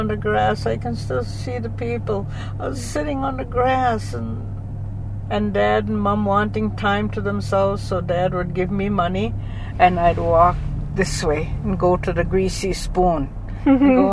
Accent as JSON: {"language": "English", "town": "Fort Qu'Appelle", "region": "Saskatchewan", "country": "Canada", "tie": "born or raised there", "said": "I was born in the Indian Hospital, Fort Capel, April the 18th, 1944."}